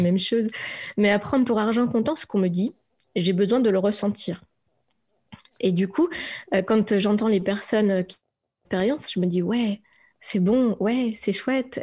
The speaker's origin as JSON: {"language": "French", "country": "France", "also_born_or_lived": "Strasbourg, Alsace", "said": "je suis une Frenchie. Je viens de France"}